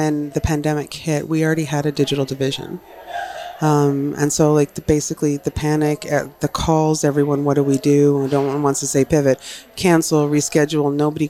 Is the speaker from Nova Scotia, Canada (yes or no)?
no; Newfoundland and Labrador, Canada; I'm a townie. I'm a townie from Newfoundland, but I've lived on the mainland.